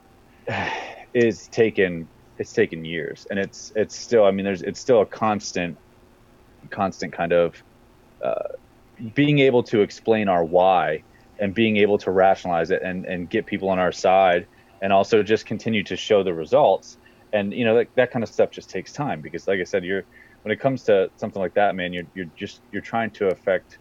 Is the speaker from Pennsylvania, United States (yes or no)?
yes; Central Pennsylvania, United States; moved away as an adult; now in Northern Virginia, United States; I'm from Central Pennsylvania